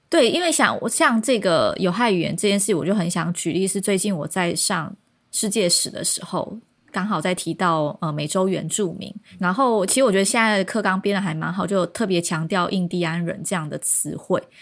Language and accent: Chinese; Kinmen County, Taiwan; 因为我是金门岛出生的人